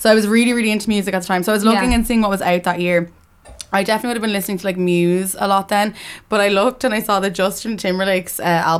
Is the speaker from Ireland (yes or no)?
yes; Dublin, Leinster, Ireland; I'm from Dublin originally.